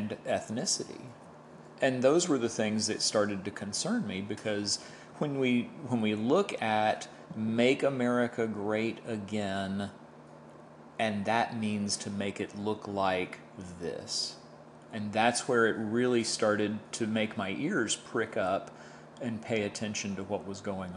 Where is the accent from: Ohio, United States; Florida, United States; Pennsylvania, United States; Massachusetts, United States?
Florida, United States; Tampa; I'm born and raised in Tampa